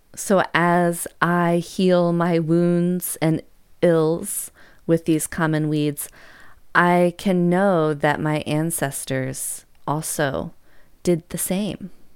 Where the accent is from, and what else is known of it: United States